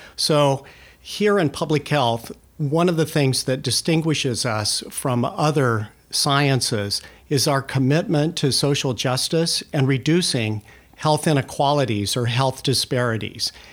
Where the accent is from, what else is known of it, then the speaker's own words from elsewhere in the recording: California, United States; moved away as an adult; also born or lived in New Mexico; now in Oregon, United States; I grew up in California